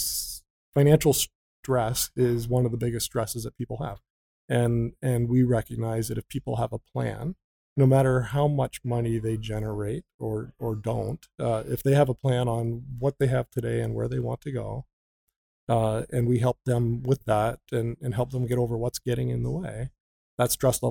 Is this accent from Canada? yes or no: yes; just west of London, Ontario, Canada; I grew up just west of the city of London. In the country, I'm a farm kid.